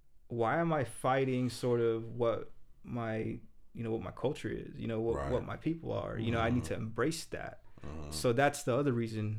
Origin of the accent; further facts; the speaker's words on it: Maryville, United States; Yeah, I grew up in Maryville, but that wasn't me.